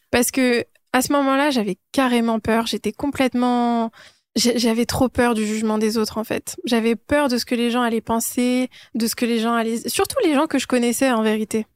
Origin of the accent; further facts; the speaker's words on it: Île-de-France, France; also born or lived in Iran / Nanterre / Paris / London; je suis née en Iran, je, suis retournée en France, euh, bah, je suis arrivée en France quand j'étais encore un bébé. Et donc, j'ai grandi en France